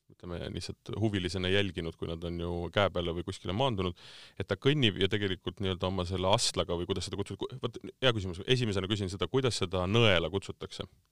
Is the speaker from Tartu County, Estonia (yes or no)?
yes; Tartu, Tartu County, Estonia; ma olen ise Tartust pärit